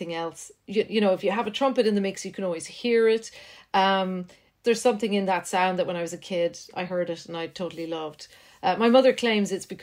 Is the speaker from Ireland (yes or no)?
yes; Ireland; also born or lived in Netherlands; I'd come back to Ireland and I'd be bullied a wee bit because my accent wasn't quite what it should have been because I just spent a couple of years in Holland.